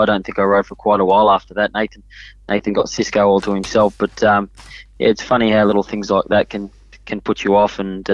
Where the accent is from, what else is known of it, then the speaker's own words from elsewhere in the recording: Sydney, New South Wales, Australia; also born or lived in Hong Kong; we grew up in Paul's stable